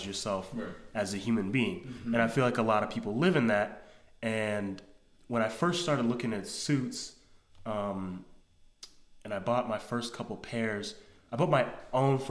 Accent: New York City, New York, United States; growing up in New York

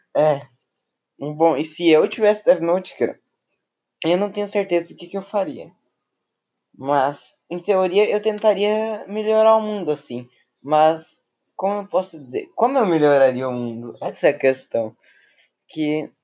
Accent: Rio Grande do Sul, Brazil; Eu nasci em Evi, Rio Grande do Sul

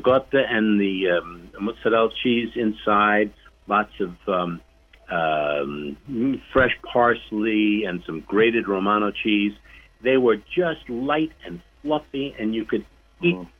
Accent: New York City, New York, United States; we grew up in Brooklyn, in our little neighborhood

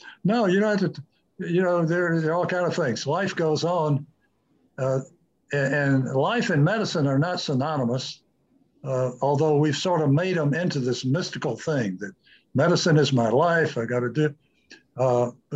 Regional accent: United States; as American physicians

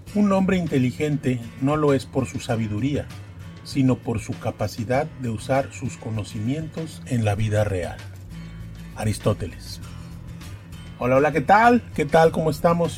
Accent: Poza Rica, Veracruz, Mexico; sobre la zona de Poza Rica, que es donde yo nací y donde trabajo y, es, y donde vivo

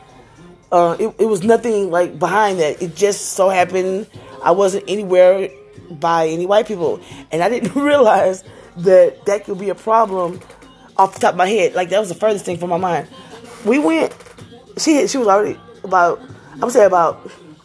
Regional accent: Houston, Texas, United States; also born or lived in Acres Homes, Houston; now in Spring, United States; I'm from Greens Point, and my two oldest kids from Greens Point. That's what we claim as our hood

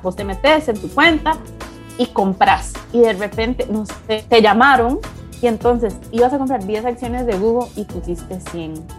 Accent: Costa Rica; moved away as an adult; also born or lived in Puerto Rico / United States; soy costarricense, igual que todos los socios de Inverso

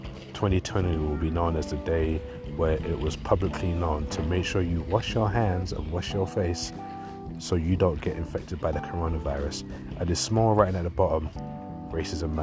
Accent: London, United Kingdom; I grew up in East London where racism was a thing

